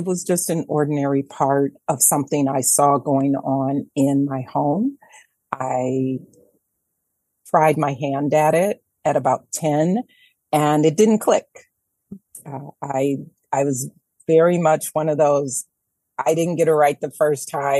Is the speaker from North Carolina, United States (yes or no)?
no; Detroit, Michigan, United States; moved away as an adult; also born or lived in New York; I am born and raised in Detroit proper